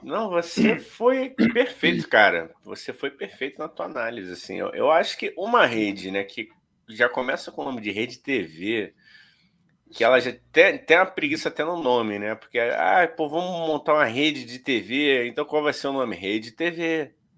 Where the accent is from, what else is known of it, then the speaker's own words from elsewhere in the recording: Rio de Janeiro, Brazil; A gente é do Rio de Janeiro